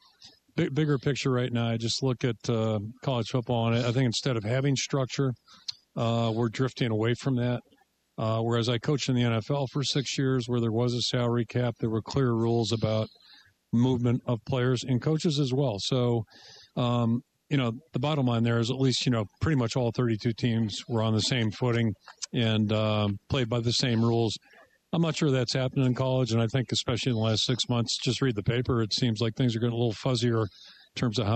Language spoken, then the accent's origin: English; Pittsburgh, Pennsylvania, United States; the Pittsburgh Pirates, my hometown team